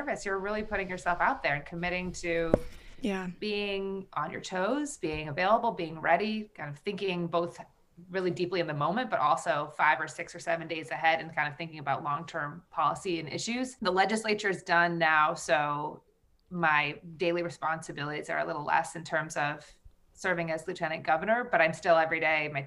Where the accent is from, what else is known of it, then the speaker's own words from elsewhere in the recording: Vermont, United States; I grew up in Vermont on a very rural vegetable and dairy farm. I was actually born on the farm.